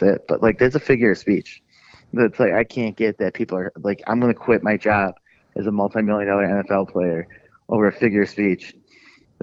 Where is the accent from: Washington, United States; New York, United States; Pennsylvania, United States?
New York, United States; Brockport; now in Penfield, United States; I grew up there